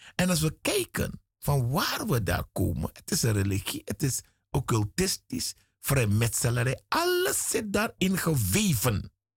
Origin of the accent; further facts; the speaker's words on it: Suriname; Ik ben in Suriname geboren.